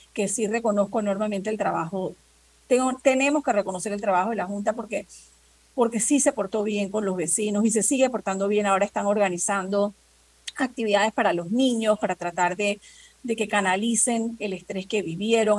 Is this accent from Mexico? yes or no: no; Panama; nosotros también somos panameños, también somos ciudadanos, también pagamos impuestos.